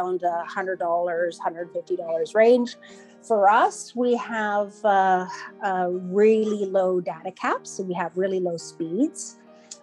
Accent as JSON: {"language": "English", "town": "Iqaluit", "region": "Nunavut", "country": "Canada", "tie": "born or raised there", "said": "I'm from Iqaluit, which is the capital of Nunavut, my home community."}